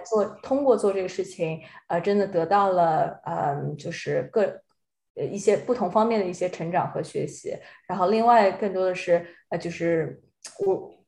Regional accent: Shanghai, China; moved away; 我上海人

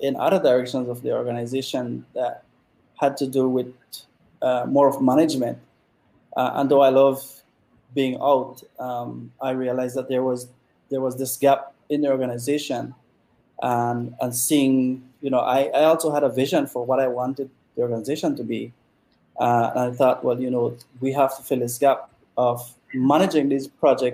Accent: Toledo District, Belize; I was from the Toledo district.

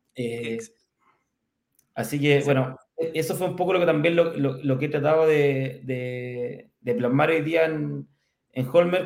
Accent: Curicó, Maule, Chile; curicano, así que somos, somos de región. Eh, yo nací en Curicó ya el año 75

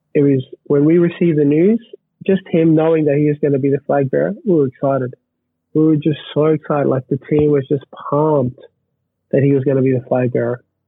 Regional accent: Australia; being an Australian

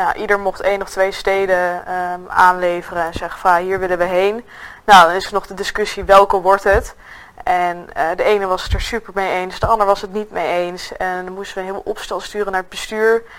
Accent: Nijmegen, Gelderland, Netherlands; ik kom uit Nijmegen

